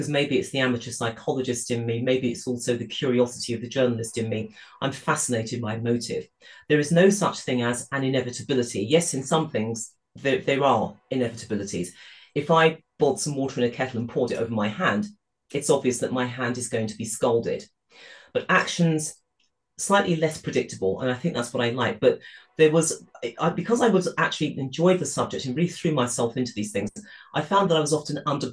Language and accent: English; United Kingdom; I grew up in the United Kingdom in the 1960s. I was born in this country